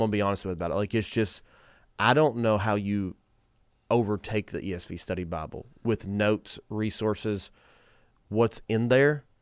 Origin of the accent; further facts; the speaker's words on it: United States; as Americans, I love America. I think we grew up in the best nation